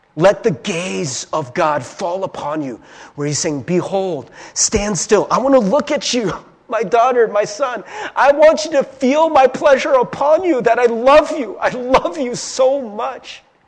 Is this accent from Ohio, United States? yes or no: yes; Cincinnati, Ohio, United States; I grew up in Cincinnati, Ohio in, in a small town